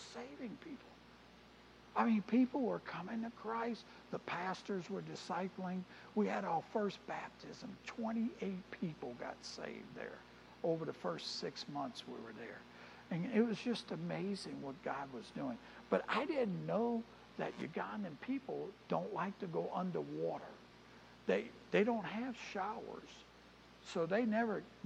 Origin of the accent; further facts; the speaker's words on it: New Orleans, Louisiana, United States; now in Easley, United States; I grew up in New Orleans.